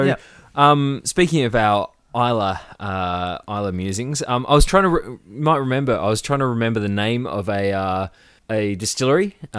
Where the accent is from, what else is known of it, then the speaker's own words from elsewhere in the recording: Tasmania, Australia; we're from Tassie